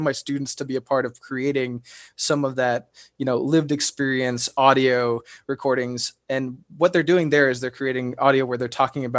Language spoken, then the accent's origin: English; Indiana, United States; I'm from Indiana